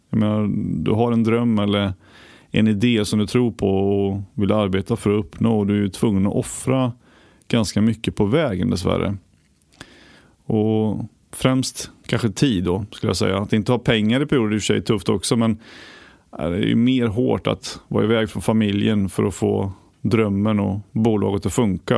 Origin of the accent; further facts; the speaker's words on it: Västergötland, Västra Götaland, Sweden; moved away; där jag kommer från i Västergötland